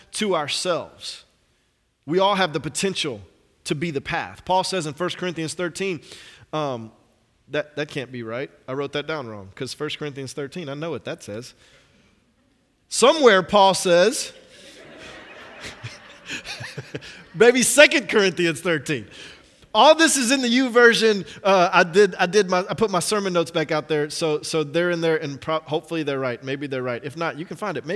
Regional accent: Atlanta, Georgia, United States; I'm from Atlanta.

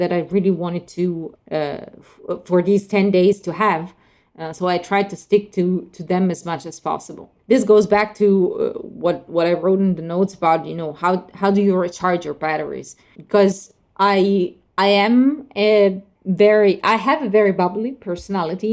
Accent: Italy; moved away; I haven't been in Italy for almost 2 years now. I mean, I was there last summer, so, but still, it's 1 year actually. Yeah, my hometown is on the seaside

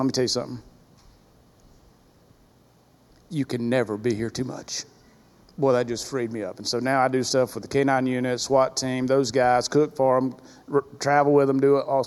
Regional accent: Greenville, South Carolina, United States; moved away; also born or lived in Powder Springs, Georgia; Real involved as a young person in the youth group growing up in Greenville, South Carolina

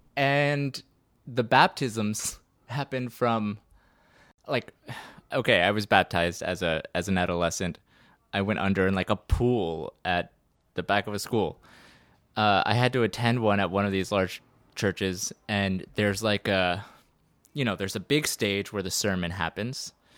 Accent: Baton Rouge, Louisiana, United States; I was born in Baton Rouge, Louisiana, so I'm a Southern boy.

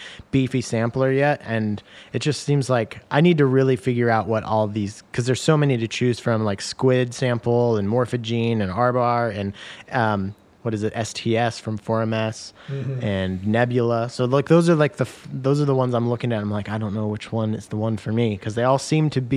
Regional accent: the Northwest, Pacific Northwest, United States; Growing up in the Northwest

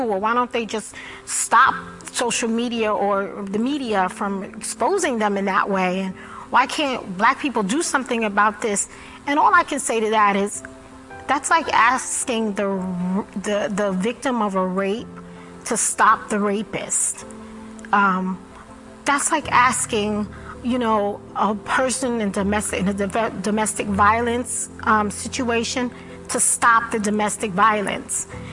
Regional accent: New York, United States; I grew up in Brooklyn

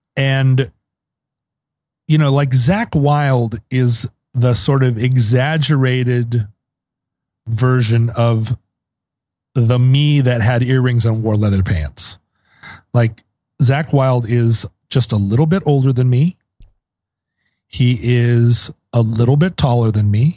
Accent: Anchorage, Alaska, United States; moved away; growing up in Anchorage

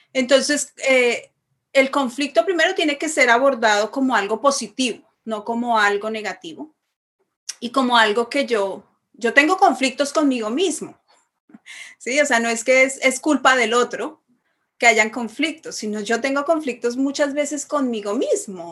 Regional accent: Bogotá, Colombia; moved away; soy de Bogotá, Colombia.

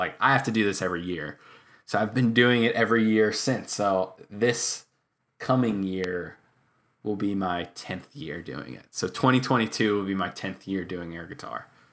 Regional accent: Long Island, New York, United States; also born or lived in Queens; lived in Long Island for twenty-two years or whatever it was

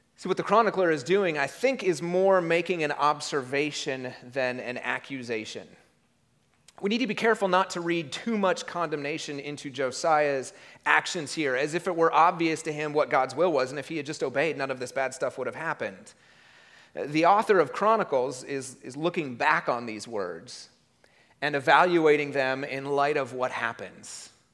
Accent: United States

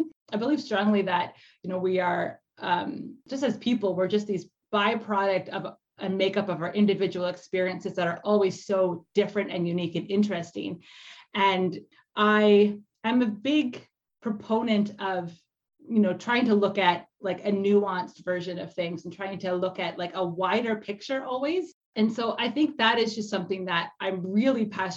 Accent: Canada; I'm also Canadian

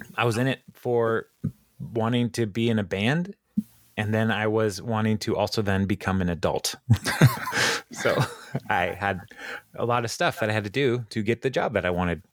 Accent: United States; I'm an American.

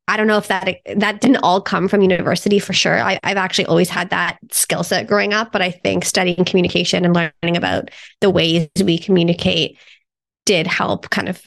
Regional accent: Toronto, Ontario, Canada; moved away as an adult; also born or lived in Germany; I'm from Toronto, Canada, born and raised

